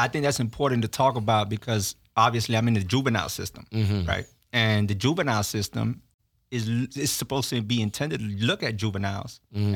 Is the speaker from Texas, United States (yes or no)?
no; Miami, Florida, United States; also born or lived in Orlando; I was born in Miami, but I grew up in prison, mm. and then got to go to school in Orlando.